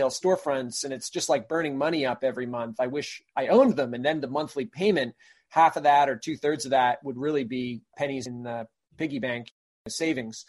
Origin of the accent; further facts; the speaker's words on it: Maine, United States; also born or lived in Brunswick, Maine; I grew up in Maine